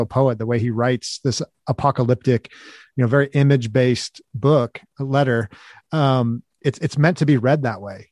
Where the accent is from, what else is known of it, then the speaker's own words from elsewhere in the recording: Los Angeles, California, United States; now in Kansas City, United States; I live in the Midwest now in, in Kansas City, but, um, I'm originally from the West Coast. I'm from Los Angeles